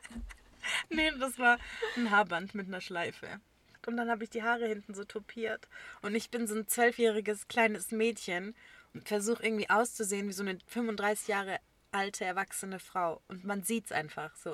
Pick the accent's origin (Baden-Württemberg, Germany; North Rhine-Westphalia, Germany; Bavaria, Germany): Baden-Württemberg, Germany; Böblingen; bei uns in Böblingen